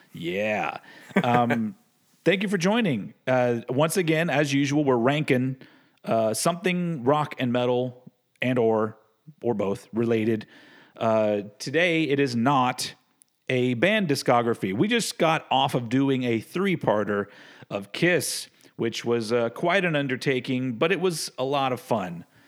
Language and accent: English; Austin, Texas, United States; my hometown of Austin, Texas